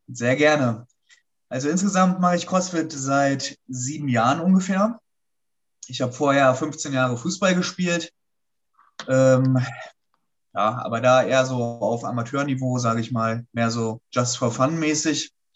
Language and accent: German; Hanover, Lower Saxony, Germany; in Hannover, da wo ich herkomme